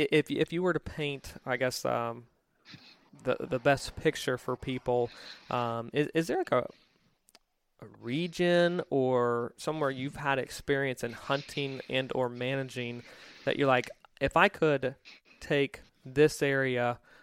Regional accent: Mid-Atlantic, United States; I'm from the Mid-Atlantic originally

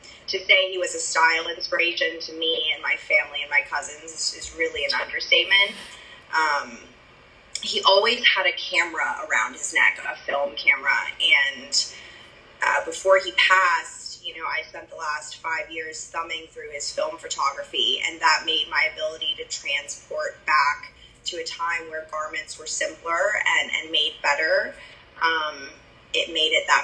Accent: Nashville, Tennessee, United States; I am from Nashville

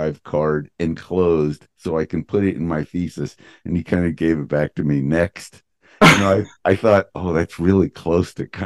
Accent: Princeton, New Jersey, United States; we grew up in Princeton

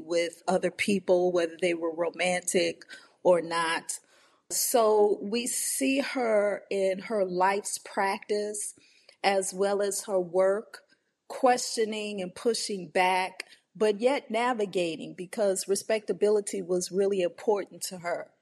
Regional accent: New Orleans, Louisiana, United States; my upbringing in the New Orleans area

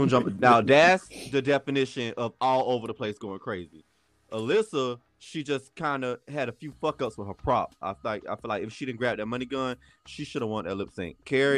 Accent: Puerto Rico; I'm from Puerto Rico, Puerto Rico, Puerto Rico, Puerto Rico.

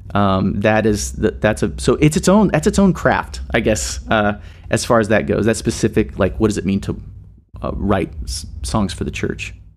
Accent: Nashville, Tennessee, United States; moved away as an adult; also born or lived in Seattle; now in Indianapolis, United States; I grew up in Nashville, Tennessee

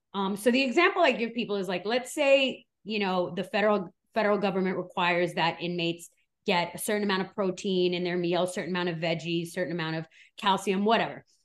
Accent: New York, United States; also born or lived in Switzerland; now in Miami, United States; I was born in Switzerland, raised in New York, and now I live in Miami

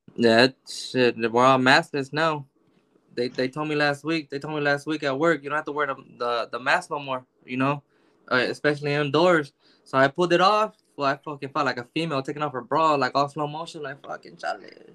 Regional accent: Los Angeles, California, United States; I grew up in South Central. So I got I got 15 years in Watts

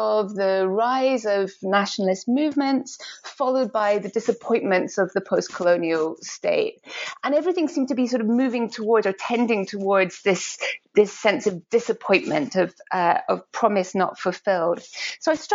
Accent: Edinburgh, Scotland, United Kingdom; I grew up in Edinburgh, in Scotland

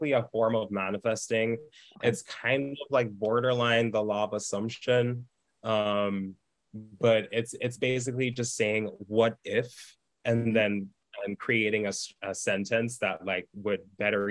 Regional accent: Jamaica; I grew up in Jamaica. It's a third world

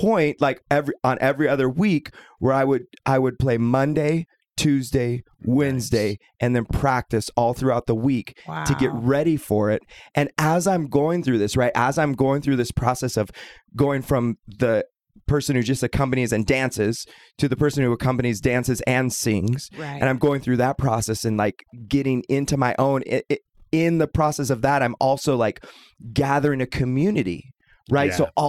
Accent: Portland, Oregon, United States; now in Boise, United States; And I should know, I'm from Portland. I came from Portland 5 years ago.

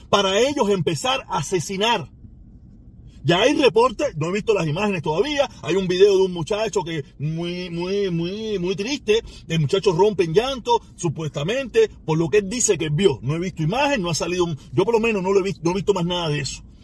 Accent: Cuba; yo soy cubano, ¿qué pinga me importa lo que pasa en China, o en Jamaica, en Brasil, o en Indonesia, o en Colombia?

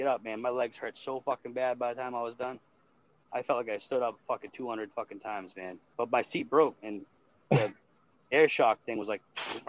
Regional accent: Boston area, Massachusetts, United States; accent: Boston (mild)

